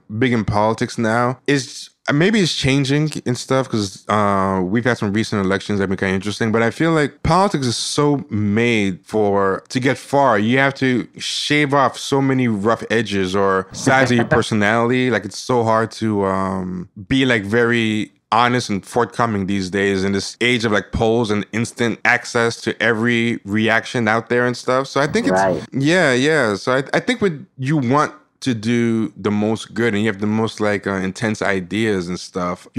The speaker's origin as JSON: {"language": "English", "region": "New York", "country": "United States", "said": "I'm born in America, though. I'm a New Yorker."}